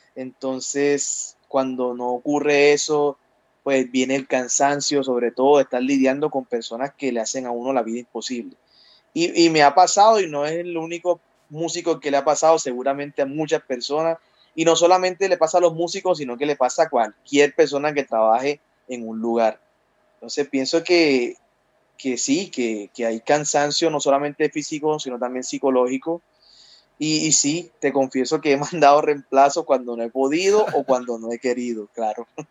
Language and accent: Spanish; Cartagena, Bolívar, Colombia; tengo 28 años, soy de Cartagena, Colombia